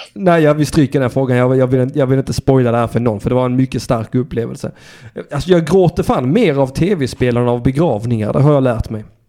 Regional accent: Sweden; jag har ändå fötts i landet

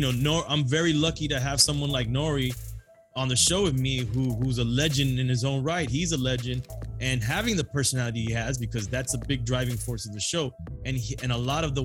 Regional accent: South Florida, United States; I'm Cuban, Colombians, Jamaicans, Haitians. Yes, we're from South Florida

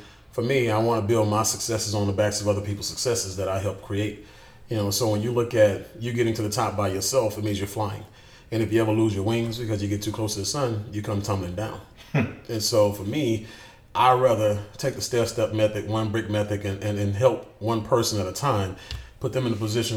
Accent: Houston, Texas, United States; I grew up in Houston in a little spot called Fifth Ward

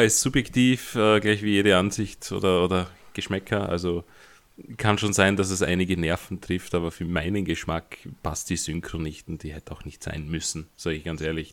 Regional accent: Austria; ich als Österreicher

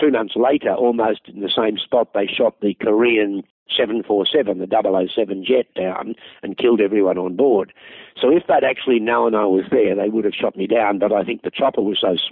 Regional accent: Australia; I'm an Australian

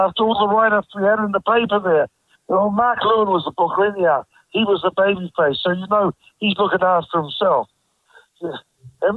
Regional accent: New Zealand

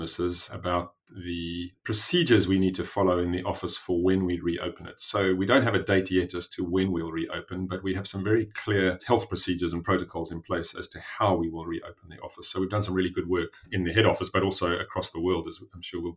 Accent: South Africa; also born or lived in Cambridge / Johannesburg; I am a South African. I grew up in South Africa

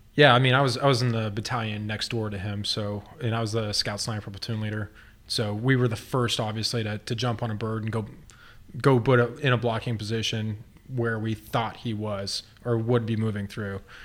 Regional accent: Texas, United States; moved away as an adult; now in Grants Pass, United States; I'm from Texas

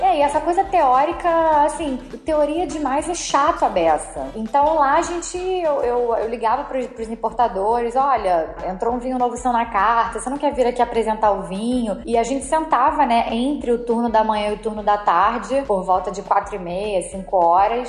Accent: Rio de Janeiro, Brazil; sou carioca, mesmo, da Gema

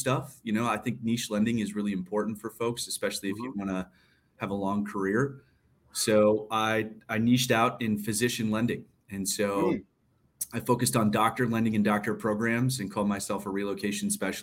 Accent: St. Louis Park, Minnesota, United States; So I grew up in St. Louis Park, Minnesota

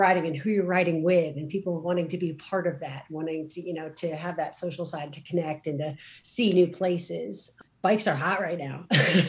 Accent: New Jersey, United States; I grew up in New Jersey.

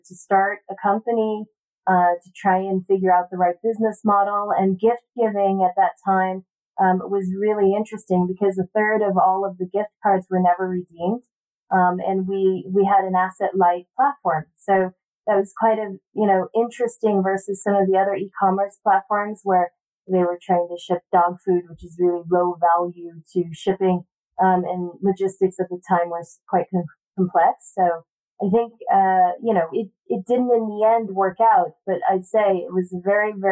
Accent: Palo Alto, California, United States; also born or lived in San Diego; growing up in the Silicon Valley was really great because it also allowed me to go to one of the best public schools in the country, in Palo Alto

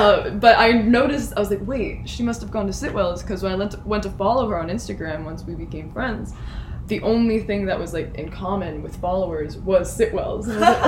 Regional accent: Middletown, United States; I'm from a city called Middletown. It is as boring as it sounds.

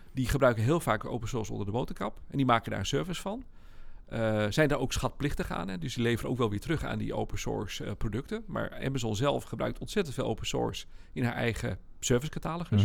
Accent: Netherlands; we zijn wel Nederlanders

